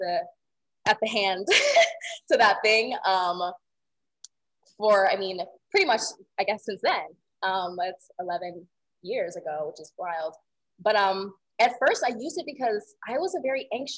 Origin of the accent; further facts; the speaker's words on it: Atlanta, Georgia, United States; growing up in the South